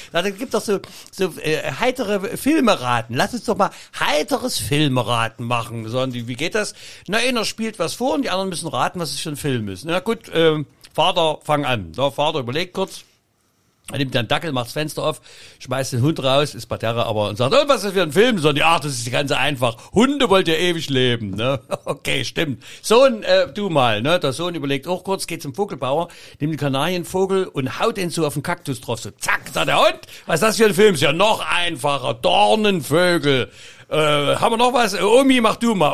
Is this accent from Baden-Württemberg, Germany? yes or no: no; Saxony, Germany; ich als Sachse in Berlin noch Kabarettpreis kriege